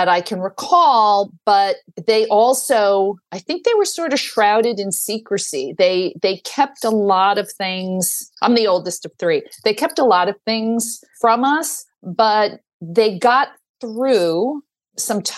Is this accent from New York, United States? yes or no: yes; New York City, New York, United States; I grew up in Staten Island. I went to, you know, public schools, K to 12, very happily.